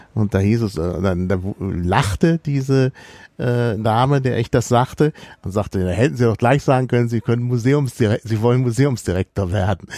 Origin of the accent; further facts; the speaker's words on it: Dortmund, North Rhine-Westphalia, Germany; ich bin ja in Dortmund aufgewachsen